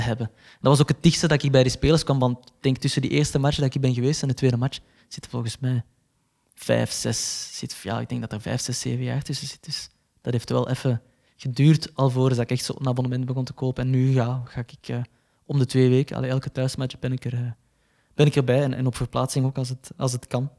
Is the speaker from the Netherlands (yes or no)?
no; Belgium; als Belg